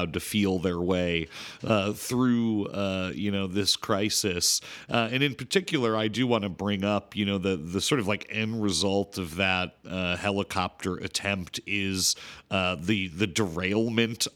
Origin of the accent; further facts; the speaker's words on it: United States; as an American